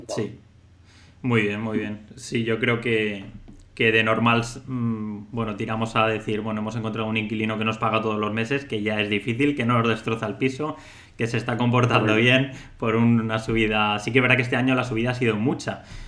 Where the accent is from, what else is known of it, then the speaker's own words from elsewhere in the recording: Valencia, Valencian Community, Spain; Los dos somos, somos de Valencia